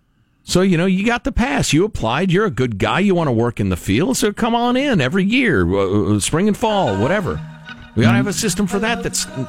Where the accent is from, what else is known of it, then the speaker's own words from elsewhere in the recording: California, United States; As a Californian, I really ought to know better than this.